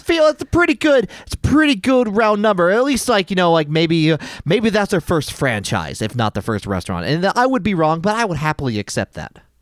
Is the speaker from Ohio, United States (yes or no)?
no; Wichita, Kansas, United States; moved away; my hometown Pizza Hut